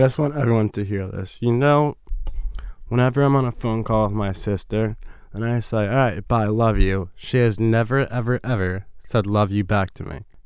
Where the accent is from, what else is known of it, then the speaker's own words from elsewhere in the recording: New York, United States; growing up in New York